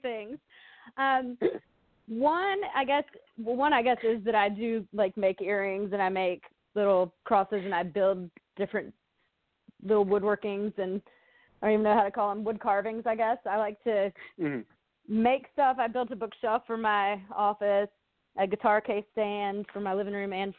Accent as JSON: {"language": "English", "town": "Spartanburg", "region": "South Carolina", "country": "United States", "tie": "born or raised there", "also_born_or_lived": "Florida", "moved": "as an adult", "said": "I'm originally from Spartanburg, South Carolina"}